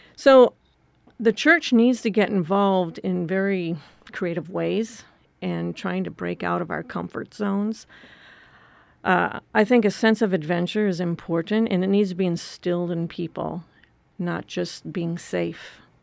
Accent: Wisconsin, United States; moved away; I grew up in Wisconsin on a farm

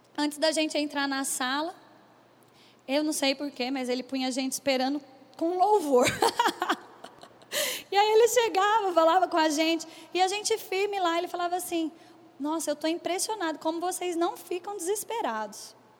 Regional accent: Bauru, São Paulo, Brazil; eu sou do interior de São Paulo, eu sou de Bauru

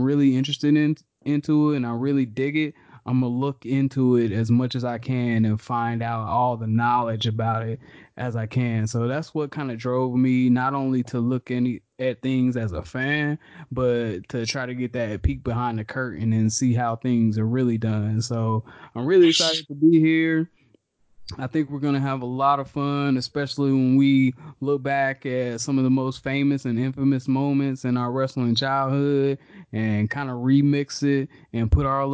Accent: Charlotte, North Carolina, United States; Growing up in Charlotte

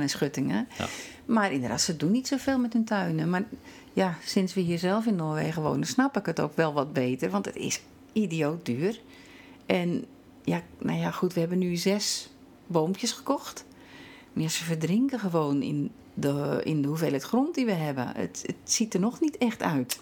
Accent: Netherlands; moved away as an adult; now in Norway; wij hebben als Nederlander

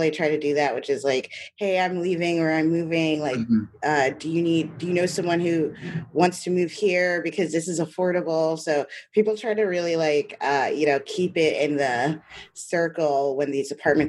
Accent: New York City, New York, United States; moved away as an adult; also born or lived in Great Barrington; now in Hudson, United States; No, I grew up in Brooklyn.

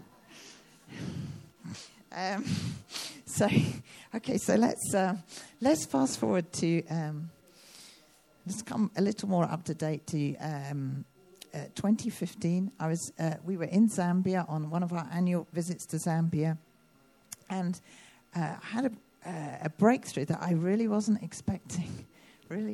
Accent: United Kingdom; I'm a Brit

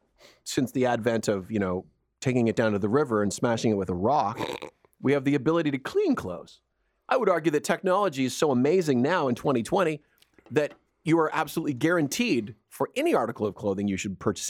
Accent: Edmonton, Alberta, Canada; also born or lived in Nova Scotia; When I was a kid, I grew up in Edmonton. I was born in Nova Scotia, but I grew up in Edmonton.

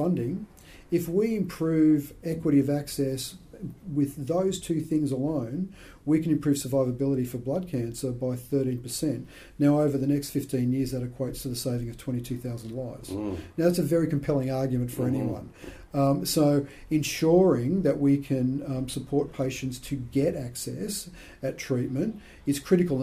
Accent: Sydney, New South Wales, Australia; I was born in Sydney. I've got one brother. We come from a very average middle class family

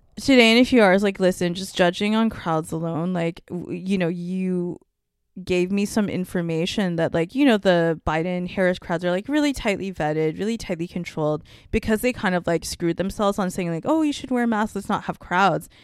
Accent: Canada; me being a Canadian person

